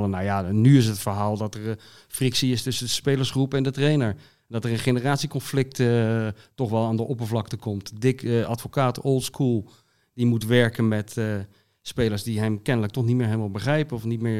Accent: Zoetermeer, South Holland, Netherlands; moved away; also born or lived in Voorburg / The Hague / Rotterdam; Ik ben geboren in Voorburg. Toen ben ik opgegroeid in Zoetermeer.

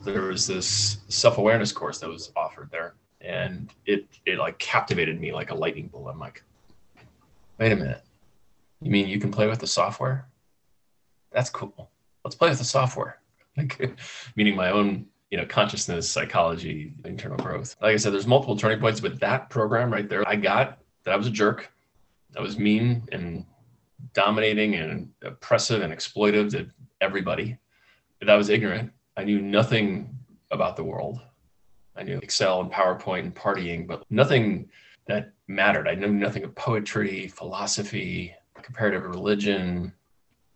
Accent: Midwest, United States; Growing up in the Midwest

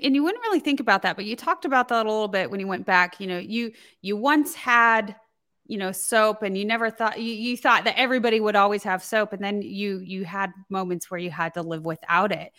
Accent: United States; I grew up here in the United States

